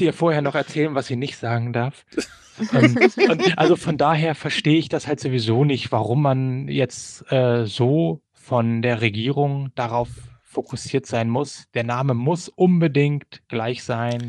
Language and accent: German; Germany; also born or lived in Sumida, Tokyo, Japan; now in Tokyo, Japan; wir kommen halt aus Deutschland